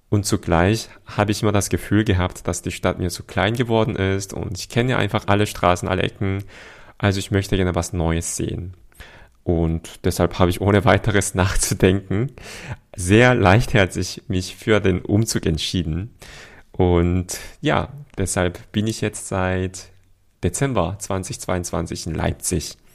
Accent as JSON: {"language": "German", "region": "Seoul", "country": "South Korea", "said": "wie die queeren Menschen in Seoul, also wo ich herkomme, in Südkorea unterwegs sind"}